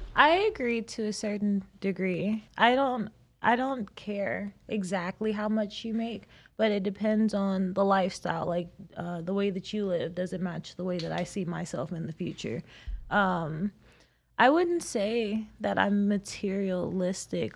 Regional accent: South Carolina, United States; moved away as an adult; now in Las Vegas, United States; I'm a girl from South Carolina

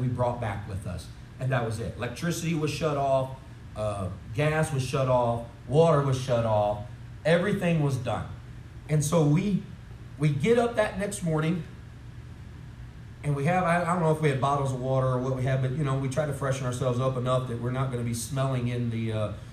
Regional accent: St. Louis, Missouri, United States; moved away as an adult; also born or lived in North Chicago, Illinois / Olive Branch, Mississippi / Jackson, Tennessee; now in Tennessee, United States; And I'm a St. Louis boy. I'm originally from North Chicago, right? Moved down to St. Louis area.

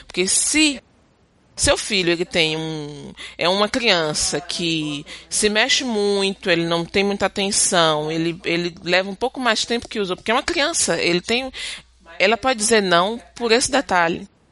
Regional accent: Brazil; moved away as an adult; now in Quebec, Canada; eu volto pro meu país

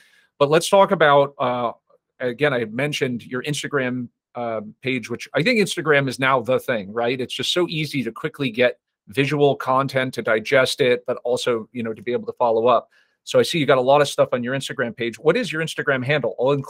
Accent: Las Vegas, Nevada, United States; I'm from Vegas, by the way, so I understand.

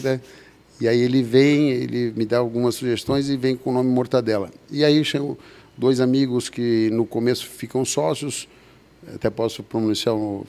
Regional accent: Indaial, Santa Catarina, Brazil; also born or lived in Blumenau; eu, nasci em Blumenau, porque tem uma história antiga que em Blumenau era a maior, em Dayal era a maior taxa de mortalidade infantil na década ah, de 70

